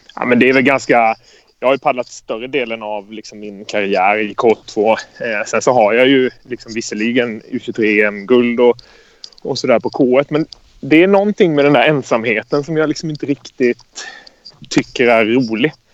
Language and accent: Swedish; Karlskrona, Blekinge, Sweden; Jag kommer från Karlskrona